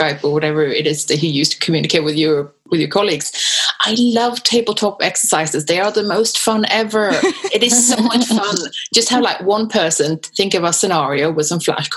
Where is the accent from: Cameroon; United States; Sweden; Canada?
Sweden; now in United Kingdom; originally I'm from Sweden